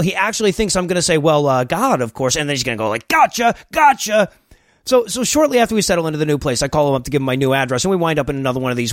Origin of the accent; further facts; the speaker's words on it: Deep South, United States; I'm American. I grew up in the deep south